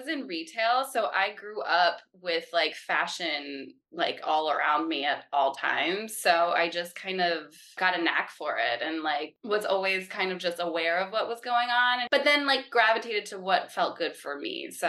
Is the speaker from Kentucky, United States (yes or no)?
yes; Louisville, Kentucky, United States; born there; also born or lived in North Carolina / Florida / Pennsylvania; now in New York City, United States; I was born in Kentucky. I was born in Louisville, Kentucky, but I moved around a lot. So I lived in North Carolina, Florida, Pennsylvania. And then I moved to New York City when I turned 18